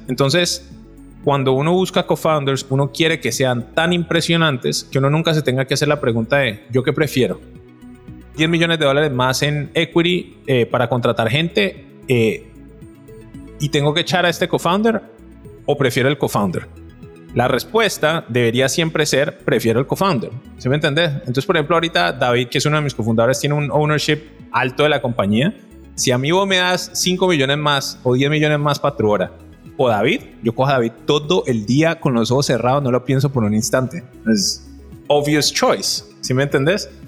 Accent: Cali, Valle del Cauca, Colombia; yo soy un man de Cali

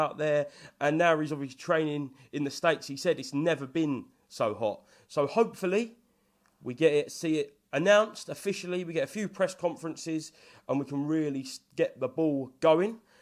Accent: Hornchurch, London, United Kingdom; I'm from Horn Church, which is literally a three-minute drive fr-, to, from Romford

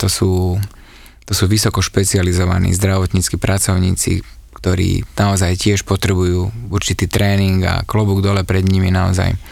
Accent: Nové Zámky, Nitra Region, Slovakia; z môjho mesta, kde som sa narodil z Nových zámkov

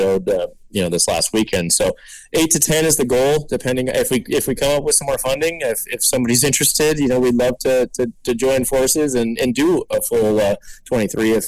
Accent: Southern California, United States; I'm from SoCal

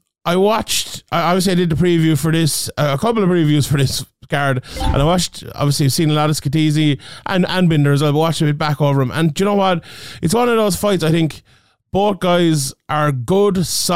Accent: Ireland; my home country here of Ireland

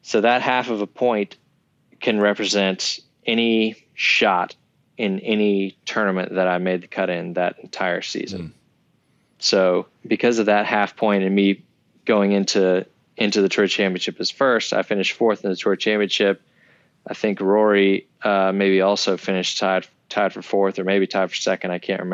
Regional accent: Georgia, United States; growing up in Georgia, being a golfer

